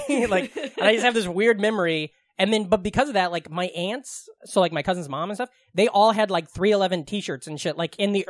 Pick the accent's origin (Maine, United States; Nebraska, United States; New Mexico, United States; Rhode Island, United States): Nebraska, United States; outside of Omaha; I grew up right outside of Omaha.